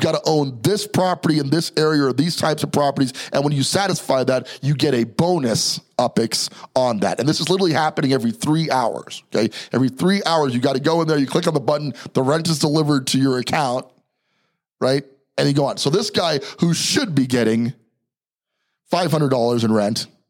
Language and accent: English; New York City, New York, United States; also born or lived in New Jersey; I was born in Jersey, raised in Brooklyn. Okay. So still a New Yorker to the heart here